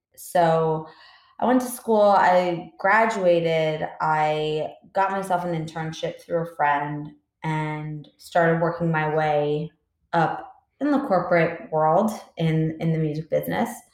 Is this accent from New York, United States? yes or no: yes; Long Island, New York, United States; I grew up on Long Island, New York